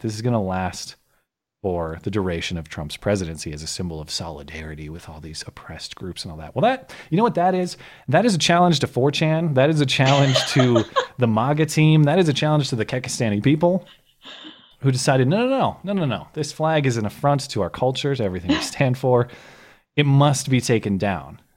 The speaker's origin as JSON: {"language": "English", "country": "United States", "said": "I am just an American rube"}